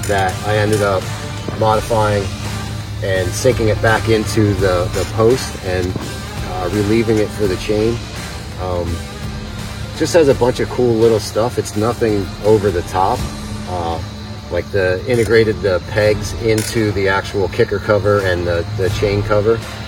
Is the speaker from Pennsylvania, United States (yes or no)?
yes; Cherry Hill, Pennsylvania, United States; I'm from Cherry Hill, Pennsylvania.